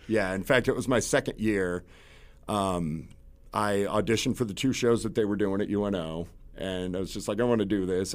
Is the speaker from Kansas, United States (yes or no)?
yes; Concordia, Kansas, United States; I grew up in Kansas